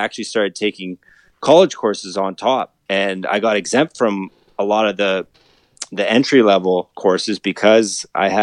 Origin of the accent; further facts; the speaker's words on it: Collingwood, Ontario, Canada; moved away as an adult; also born or lived in North Bay, Ontario; now in Toronto, Canada; I was born and raised in Collingwood, Ontario, near Blue Mountains.